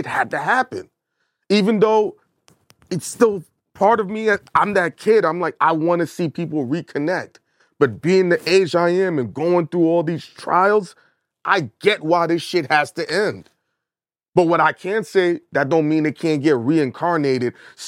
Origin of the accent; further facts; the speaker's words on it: Brooklyn, New York, United States; And I'm from Brooklyn, bro. I'm a New Yorker.